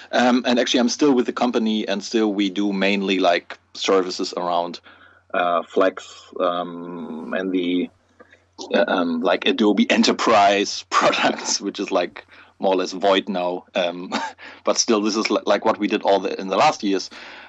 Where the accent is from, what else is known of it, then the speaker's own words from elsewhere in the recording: Germany; I'm from Germany